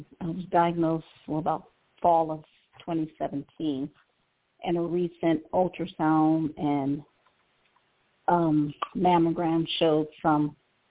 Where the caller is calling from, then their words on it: Cleveland, Ohio, United States; I'm calling from Cleveland, Ohio.